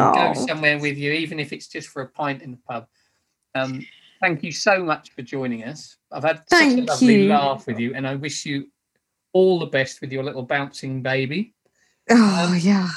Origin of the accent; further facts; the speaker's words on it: United Kingdom; I'm a Brit abroad